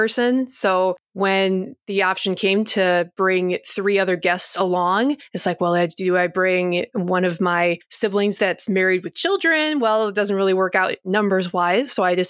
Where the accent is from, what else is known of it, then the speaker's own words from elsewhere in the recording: Michigan, United States; I'm from Michigan